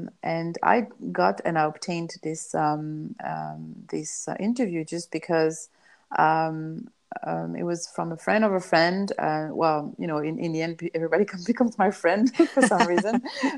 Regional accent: Iran; I grew up in Iranian island where my parents traveled there and they didn't know anybody.

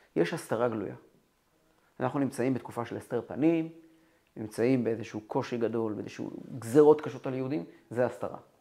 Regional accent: Kfar Chabad, Central District, Israel; ואני גדלתי בכפר חב"ד

